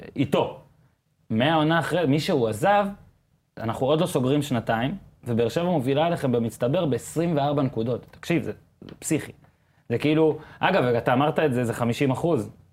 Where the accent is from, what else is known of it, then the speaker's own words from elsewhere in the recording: Northern District, Israel; אני גם גדלתי בצפון